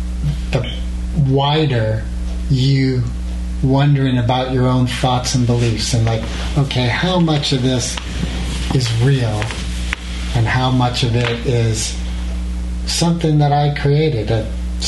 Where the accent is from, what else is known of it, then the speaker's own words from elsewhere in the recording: Sierra Madre, California, United States; also born or lived in North East Bay, California; Sierra Madre, like Southern California, until I was 13, and then North East Bay until end of high school.